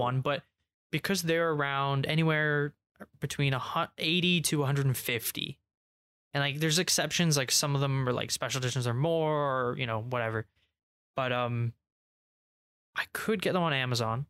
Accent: England, United Kingdom; we're English

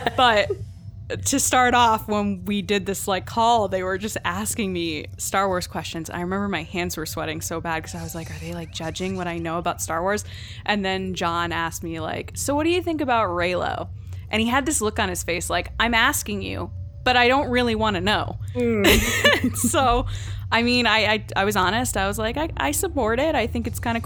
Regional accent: Connecticut, United States; I grew up in Connecticut as well

